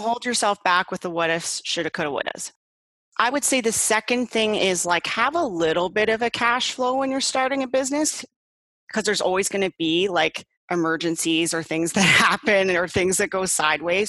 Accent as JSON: {"language": "English", "town": "Paris", "region": "Ontario", "country": "Canada", "moved": "yes", "lives_now": "Burlington, Canada", "said": "I'm from originally from Paris, Ontario"}